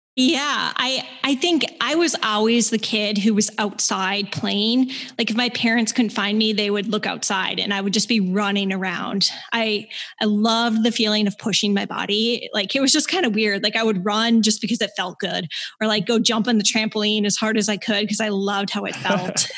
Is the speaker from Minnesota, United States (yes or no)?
yes; Minnesota, United States; moved away as an adult; also born or lived in Michigan / Bozeman, Montana; Growing up in Minnesota